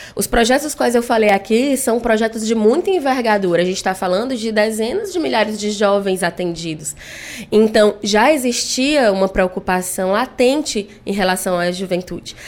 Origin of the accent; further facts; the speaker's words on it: Fortaleza, Ceará, Brazil; also born or lived in Limoeiro do Norte; eu sou uma pessoa que nasci no interior do Ceará, em Limoeiro do Norte, mas vim criança para Fortaleza e passei a vida toda na Granja Portugal, no Grande Bom Jardim